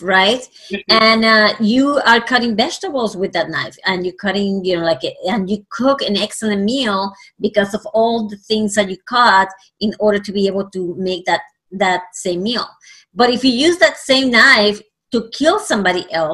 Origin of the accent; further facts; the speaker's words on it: Puerto Rico; first language Spanish; English is a second language; moved away; I actually am originally from Puerto Rico. So I was raised in the Latino country, and obviously Spanish is my first language.